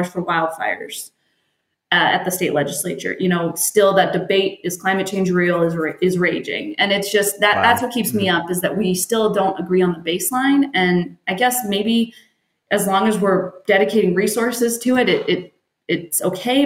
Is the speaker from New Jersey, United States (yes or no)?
no; Arizona, United States; also born or lived in Pullman, Washington; I grew up in Arizona, wanted to get away from that hot heat, went to Pullman, Washington